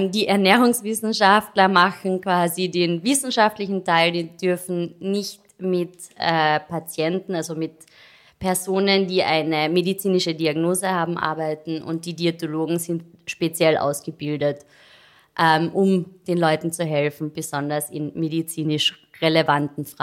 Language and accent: German; Carinthia, Austria; now in Vienna, Austria; Kärntnerin. Ich weiß nicht, ob man es noch hört.